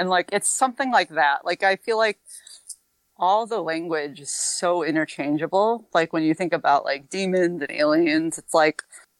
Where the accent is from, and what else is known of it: near the Connecticut border, western Massachusetts, United States; born or raised there